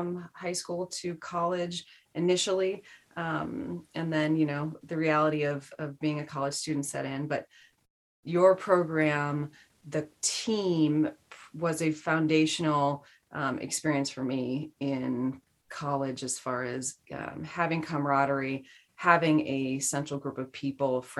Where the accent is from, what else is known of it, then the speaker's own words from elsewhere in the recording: Madison, Wisconsin, United States; moved away as an adult; also born or lived in New Hampshire / New York / California; now in San Francisco Bay Area, United States; I grew up in the Midwest. I am from Madison, Wisconsin